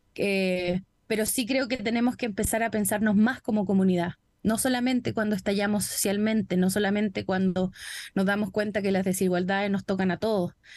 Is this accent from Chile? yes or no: yes; Chile; he recibido la mayor parte de mi vida en Chile